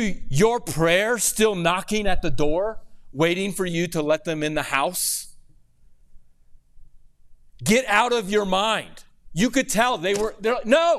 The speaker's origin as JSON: {"language": "English", "region": "Missouri", "country": "United States", "tie": "born or raised there", "said": "So I grew up in Missouri."}